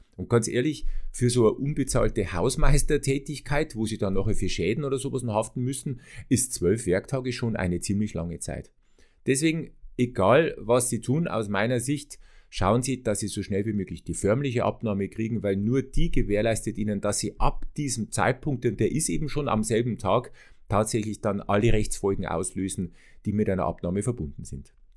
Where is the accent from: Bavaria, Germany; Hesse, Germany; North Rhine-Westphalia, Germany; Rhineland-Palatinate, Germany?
Bavaria, Germany; ich komme ja aus Bayern